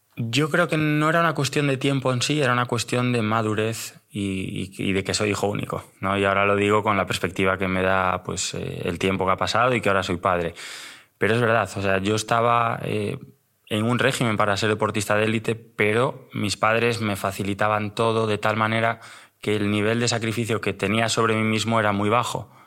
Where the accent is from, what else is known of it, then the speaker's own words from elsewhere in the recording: Pontevedra, Galicia, Spain; moved away as an adult; now in Madrid, Spain; soy un chico de, Pontevedra. Aunque llevo ya en Madrid 13 años, no se me ha ido el acento